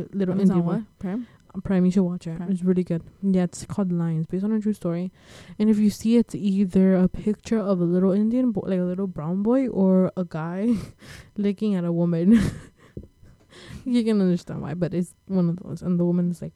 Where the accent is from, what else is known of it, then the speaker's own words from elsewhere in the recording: El Salvador; now in Miami, United States; I'm from El Salvador.